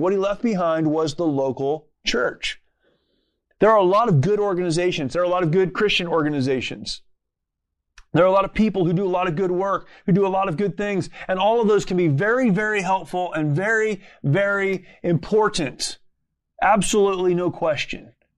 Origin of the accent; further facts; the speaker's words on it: United States; as an American